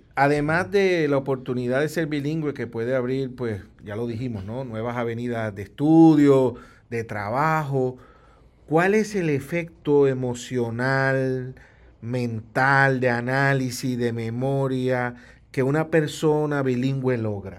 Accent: Puerto Rico; los puertorriqueños tenemos un acento propio

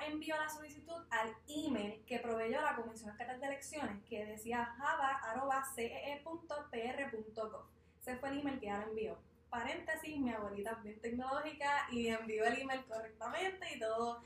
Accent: Ponce, Puerto Rico; Yo soy de Ponce

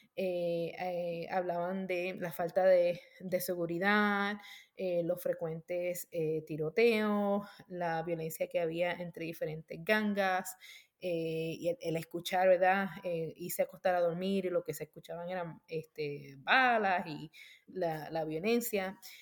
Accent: Puerto Rico; moved away as an adult; now in United States; yo me crié en Puerto Rico

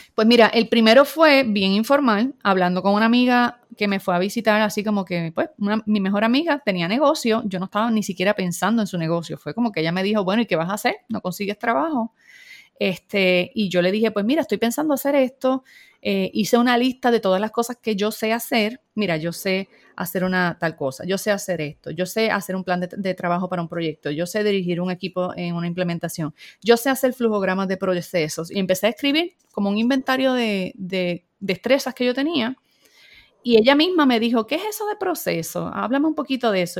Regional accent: Puerto Rico; soy puertorriqueña, vivo en San Juan, Puerto Rico

